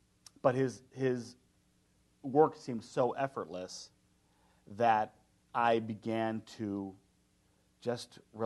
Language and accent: English; Chicago, Illinois, United States; I'm from Chicago